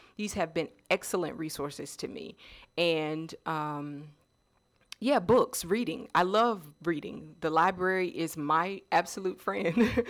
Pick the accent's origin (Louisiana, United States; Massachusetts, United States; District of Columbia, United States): District of Columbia, United States; Washington; also born or lived in North Carolina; now in Georgia, United States; I am originally from um, the DC area.